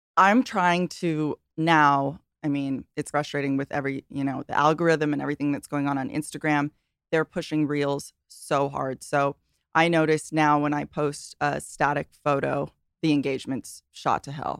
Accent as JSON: {"language": "English", "region": "Hawaii", "country": "United States", "tie": "born or raised there", "said": "I grew up in Hawaii"}